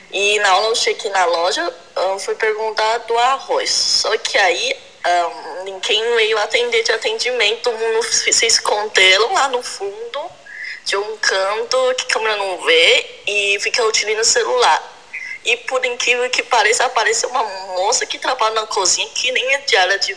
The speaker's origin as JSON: {"language": "Portuguese", "country": "China", "lives_now": "São Paulo, Brazil", "said": "sou chinesa e atualmente moro aqui em São Paulo, Brasil."}